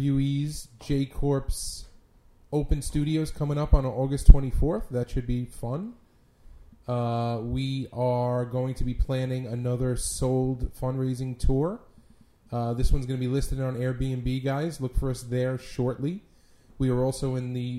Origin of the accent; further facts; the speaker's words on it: New York City, New York, United States; I'm from Brooklyn